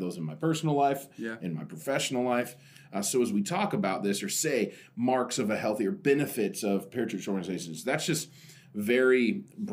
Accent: Oregon, United States; I'm from Oregon

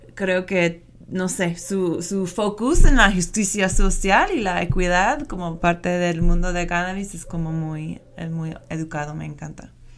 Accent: United States; accent: gringo; Spanish is a second language; moved away; mi acento gringo

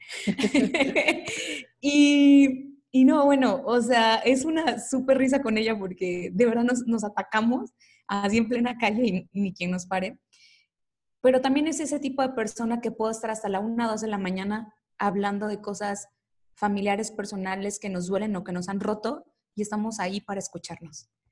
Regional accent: Coatzacoalcos, Veracruz, Mexico; moved away as an adult; now in Mexico City, Mexico; Yo soy de, Veracruz, de Coatzacoalcos específicamente, y ya tengo algunos años viviendo aquí en la Ciudad de México

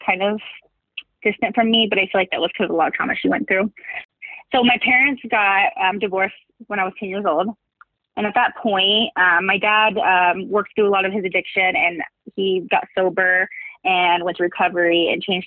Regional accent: Ohio, United States; I grew up in Ohio.

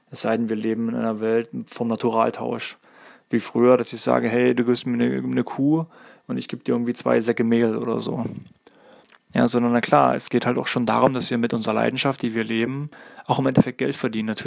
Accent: East Germany, Germany; ich bin zum Beispiel in der DDR groß geworden, da war das zum Beispiel sehr üblich, dass beide Partner in Lohn und Brot standen.

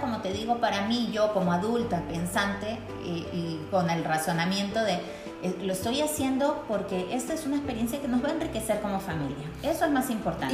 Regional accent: Peru; now in Quito, Ecuador; yo soy peruana

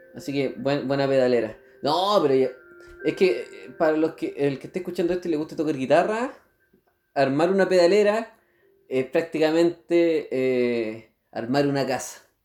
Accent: San Felipe, Valparaíso, Chile; moved away; no soy nacido en Curicó, sino que yo soy de otra región, de la región de Valparaíso, pero más precisamente del Valle

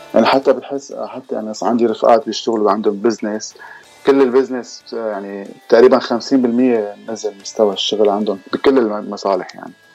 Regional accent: Damascus, Damascus Governorate, Syria; moved away as an adult; also born or lived in Lebanon; now in London, United Kingdom; انا الاصل سوري من مدينه الشام من دمشق

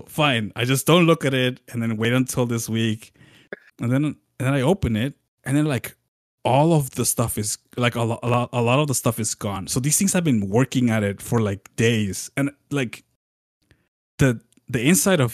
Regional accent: Southwest, United States; moved away; I come from the Southwest

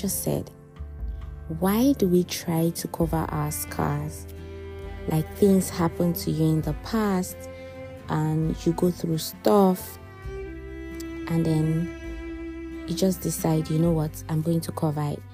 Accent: Nigeria; now in Dubai, United Arab Emirates; I'm a Nigerian and I'm based here in the United Arab Emirates

